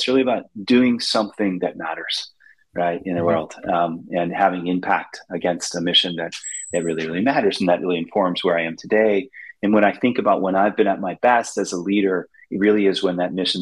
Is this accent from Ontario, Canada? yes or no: yes; Goderich, Ontario, Canada; I grew up in Canada in a very small town on the, you know, I have to say, the banks of the mighty Maitland River in a town called Goderich, Ontario.